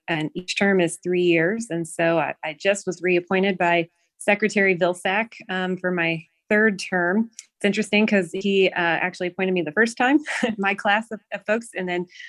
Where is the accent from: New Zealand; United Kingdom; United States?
United States; Bowling Green, Missouri; also born or lived in Carrollton, Missouri; I am a lifelong resident of the Show Me State, born and raised in Bowling Green, Missouri